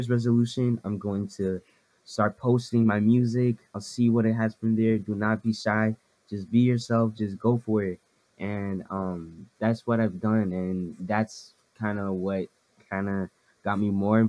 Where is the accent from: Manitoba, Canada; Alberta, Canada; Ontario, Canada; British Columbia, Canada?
Ontario, Canada; Ottawa; I'm from Ottawa, Ottawa, Canada